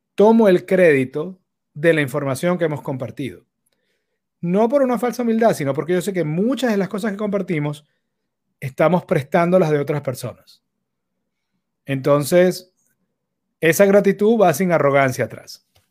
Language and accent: Spanish; Caracas, Capital District, Venezuela; los que crecimos en Caracas en los 90